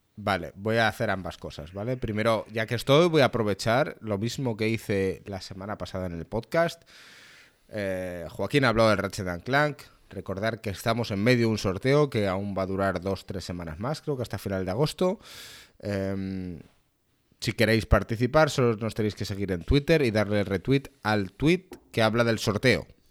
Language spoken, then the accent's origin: Spanish; Spain; soy español